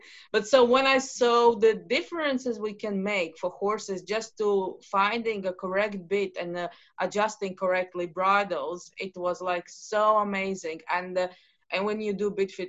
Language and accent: English; Latvia; I'm from Latvia